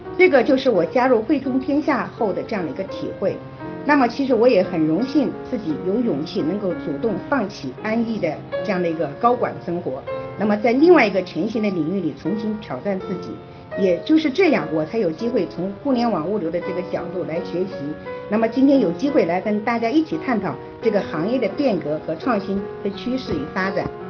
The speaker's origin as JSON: {"language": "Chinese", "town": "Xiangyang", "region": "Hubei", "country": "China", "said": "我呢是来自湖北襄阳人"}